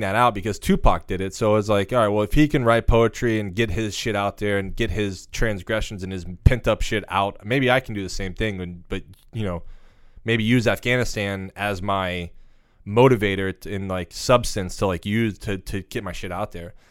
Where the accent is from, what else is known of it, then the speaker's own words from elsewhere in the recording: South Florida, United States; I was born and raised in South Florida.